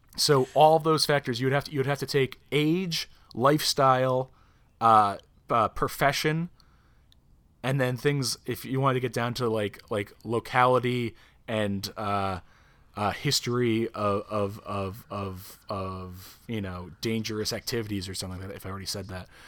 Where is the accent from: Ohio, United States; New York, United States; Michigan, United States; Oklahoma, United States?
New York, United States; near Albany, Upstate; moved away; we're from right near Albany